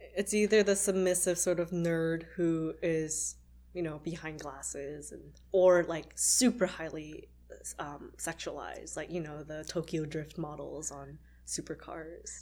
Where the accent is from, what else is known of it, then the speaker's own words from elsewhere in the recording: Canada; I'm actually Canadian